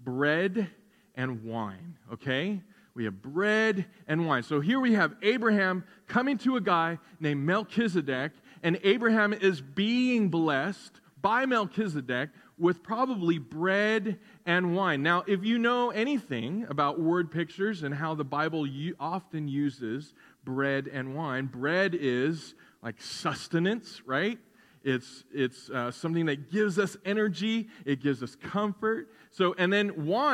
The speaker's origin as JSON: {"language": "English", "country": "United States", "said": "you and I as American Christians"}